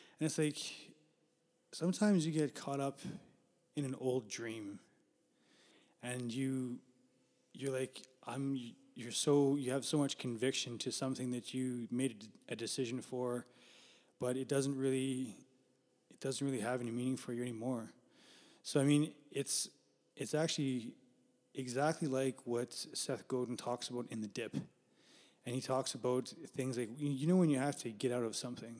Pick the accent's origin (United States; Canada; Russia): Canada; Winnipeg, Manitoba; born and raised in Winnipeg and lived here for, I've always been here, but I've lived in different places too.